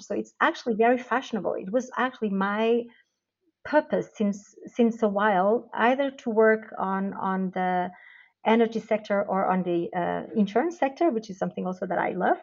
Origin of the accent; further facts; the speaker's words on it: Portugal; moved away as an adult; now in Switzerland; originally I am from Portugal, where I actually did my studies